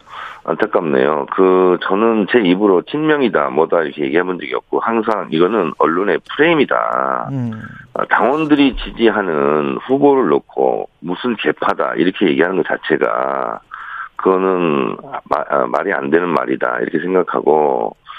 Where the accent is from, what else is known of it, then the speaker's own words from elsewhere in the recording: South Chungcheong, South Korea; moved away; 저는 충남형입니다. 충남 충남 출신이다